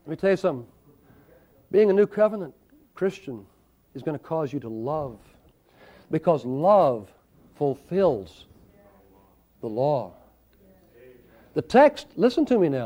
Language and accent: English; the South, United States; I grew up in the South